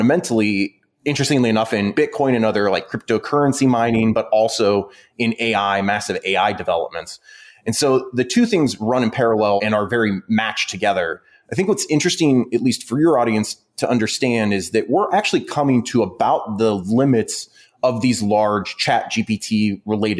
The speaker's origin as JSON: {"language": "English", "region": "Midwest", "country": "United States", "said": "I'm from the Midwest"}